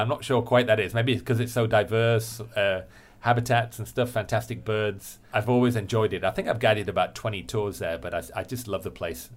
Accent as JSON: {"language": "English", "region": "England", "country": "United Kingdom", "said": "I'm English"}